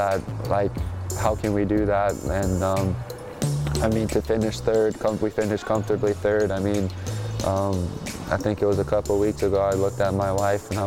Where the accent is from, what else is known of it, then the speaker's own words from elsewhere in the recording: Denver, Colorado, United States; moved away; my hometown Denver Nuggets